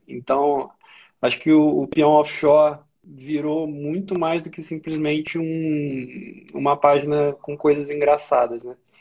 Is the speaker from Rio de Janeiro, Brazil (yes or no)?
yes; Valença, Rio de Janeiro, Brazil; moved away as an adult; also born or lived in Juiz de Fora / Macaé / Resende; now in Rio de Janeiro, Brazil; Nasci em Juiz de Fora, o pessoal fala que Juiz de Fora é, sei lá, quintal do Rio. É, cresci no interior do Rio, cidade chama Valença